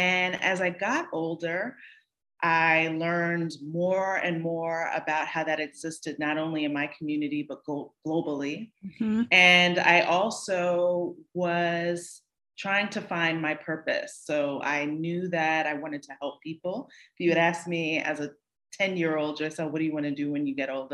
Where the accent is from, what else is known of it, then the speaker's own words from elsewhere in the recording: Northern New Jersey, United States; also born or lived in New York City; I was born in New York City, raised in Northern New Jersey, and then returned to New York City